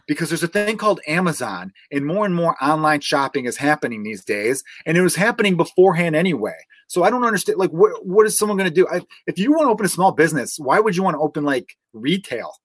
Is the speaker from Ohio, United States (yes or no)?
no; Chicago, Illinois, United States; growing up in Portage Park